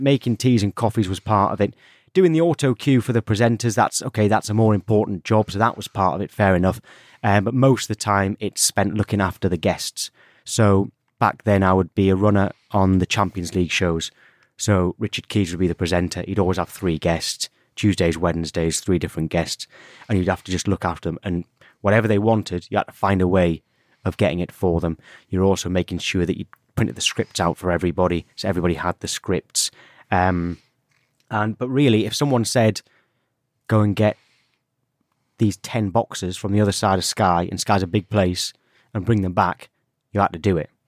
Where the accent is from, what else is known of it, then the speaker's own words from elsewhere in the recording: Alnwick, North East England, United Kingdom; moved away; I'm from Anik. So North Northumberland is where I'm from